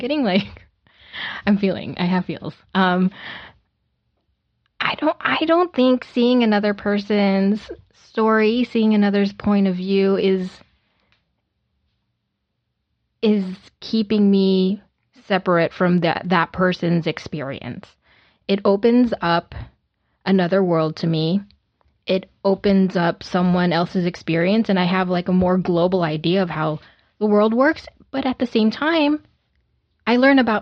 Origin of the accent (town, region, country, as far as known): United States